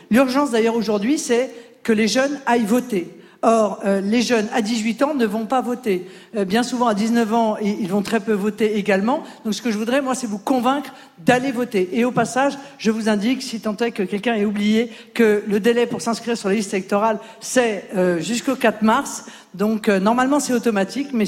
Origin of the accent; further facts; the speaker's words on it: Grand Est, France; now in Paris, France; j'ai 21 ans. Je suis originaire des Vosges et j'étudie à Paris.